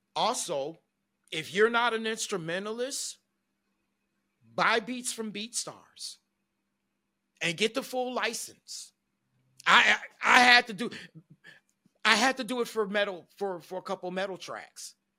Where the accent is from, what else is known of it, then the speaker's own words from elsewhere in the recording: Detroit, Michigan, United States; I grew up in Detroit, Michigan